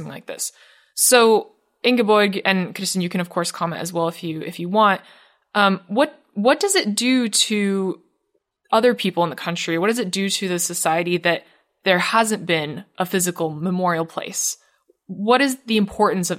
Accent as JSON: {"language": "English", "country": "United States", "said": "being American"}